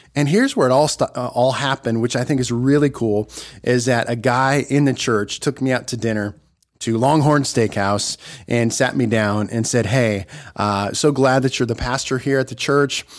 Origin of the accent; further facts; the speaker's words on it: Nebraska, United States; moved away; Nebraska, my home state